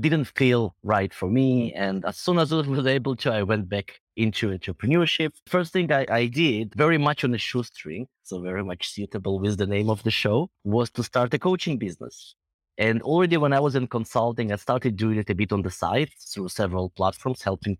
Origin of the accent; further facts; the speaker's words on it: Israel; moved away as an adult; also born or lived in Belarus; now in United Kingdom; I'm originally from Belarus, but grew up in Israel and came to the UK about 10 years ago to do my MBA here and kind of stuck around.